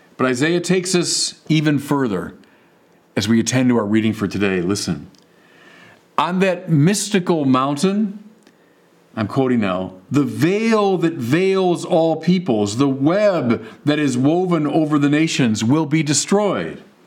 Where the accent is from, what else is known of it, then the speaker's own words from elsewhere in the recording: Chicago, Illinois, United States; moved away as an adult; now in Santa Barbara, United States; I'm from Chicago where everything is, is flat